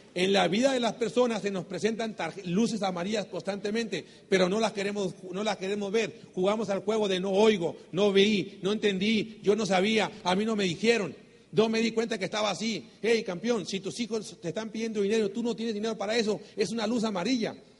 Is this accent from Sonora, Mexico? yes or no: yes; Sonora, Mexico; somos mexicanos, sonorense, vengo del norte del país